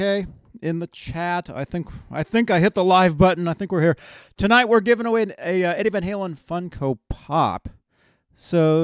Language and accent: English; Phoenix, Arizona, United States; moved away; I'm from Phoenix.